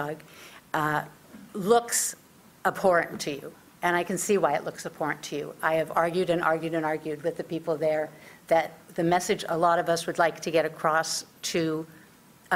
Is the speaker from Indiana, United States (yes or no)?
no; California, United States; now in Ann Arbor, United States; I'm originally from California.